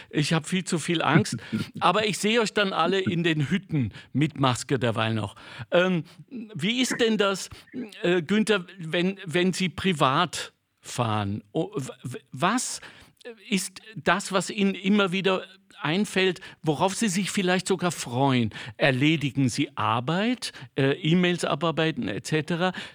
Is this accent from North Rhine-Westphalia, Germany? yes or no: yes; North Rhine-Westphalia, Germany; ich bin ja kein Skifahrer, ich komme aus dem Ruhrgebiet